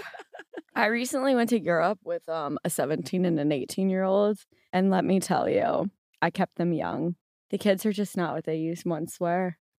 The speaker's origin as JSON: {"language": "English", "town": "New Orleans", "region": "Louisiana", "country": "United States", "said": "I am from New Orleans, and I still currently live there"}